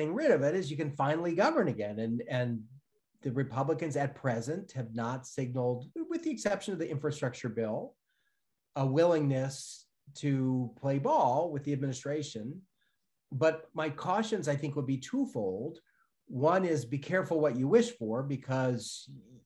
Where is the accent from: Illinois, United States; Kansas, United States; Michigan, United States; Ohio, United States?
Illinois, United States; Chicago; moved away; I'm from Chicago originally.